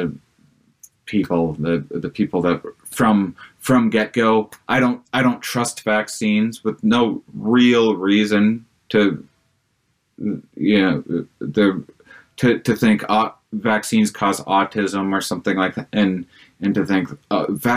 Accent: Wisconsin, United States; I'm from Wisconsin

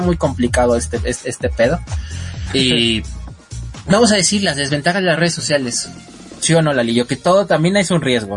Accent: Mexico; somos mexicanos

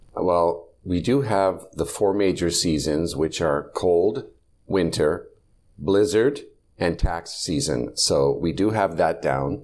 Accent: Canada

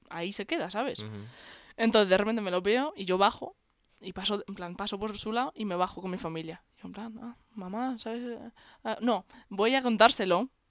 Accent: Castile and León, Spain; estaba en mi pueblo. En mi pueblo, recordemos eso, un pueblo de Valladolid de pocos habitantes.

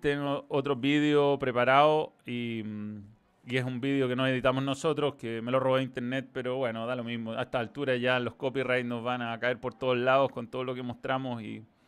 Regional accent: Chile

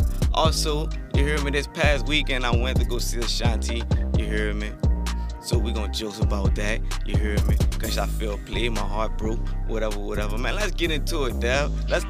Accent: the West Bank, Louisiana, United States; Now, you know I'm from the West Bank, you hear me, I stay on the West Bank.

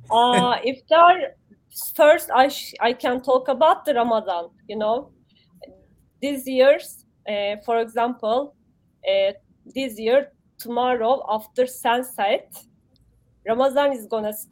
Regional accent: Turkey; moved away; I am from Turkey.

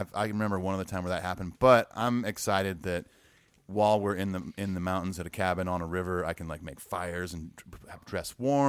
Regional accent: California, United States; now in Nashville, United States; I grew up around in California. Obviously, being by the ocean's always great.

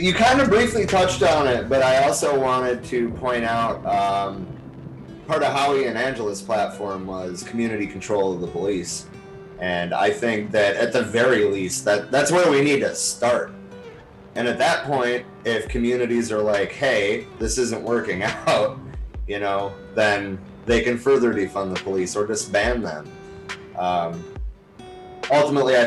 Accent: Michigan, United States; now in Arizona, United States; my home state is Michigan

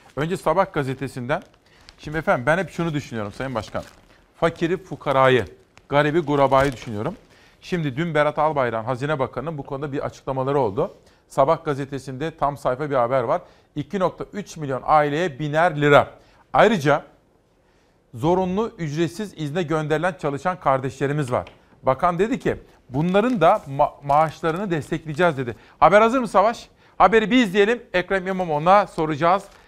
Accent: Simav, Kütahya, Turkey; moved away; benim doğup büyüdüğüm Kütahya Simav'da

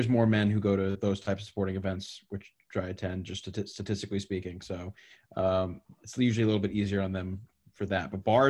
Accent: United States; I'm not even from Huntington, but I'm from like 30 minutes outside of Huntington

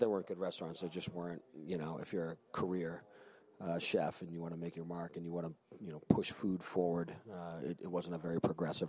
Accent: Charlton, Massachusetts, United States; moved away as an adult; also born or lived in Boston / New York; now in Colorado, United States; I grew up in Massachusetts in a small town about 60 miles west of Boston called Charlton, outside of Worcester.

